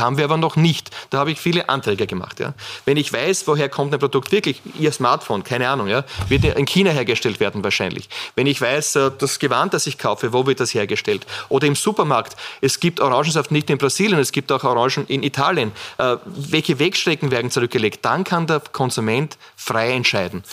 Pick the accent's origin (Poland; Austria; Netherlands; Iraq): Austria; Burgenland; als Burgenländer